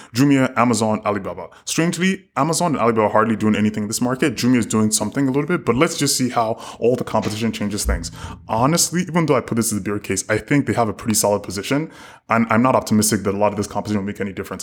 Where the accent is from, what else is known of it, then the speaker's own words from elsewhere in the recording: South Africa; as a South African